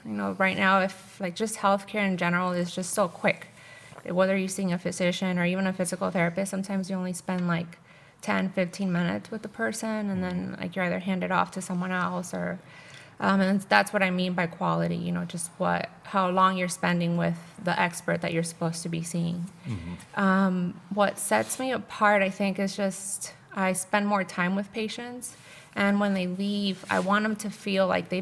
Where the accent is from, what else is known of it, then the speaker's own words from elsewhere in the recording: Miami, Florida, United States; moved away as an adult; also born or lived in Colombia; now in Santa Cruz, United States; I've been here about 11 years now, but I grew up in Miami. I was born in Colombia